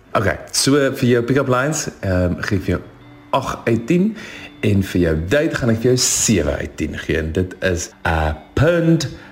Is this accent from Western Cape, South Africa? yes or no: yes; Stellenbosch, Western Cape, South Africa; ek kom van Stellenbosch af